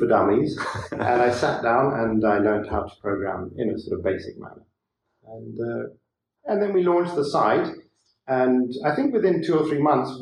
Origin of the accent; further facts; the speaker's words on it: Zimbabwe; moved away as an adult; now in Poland; I'm actually from Zimbabwe, which was used to be called Rhodesia.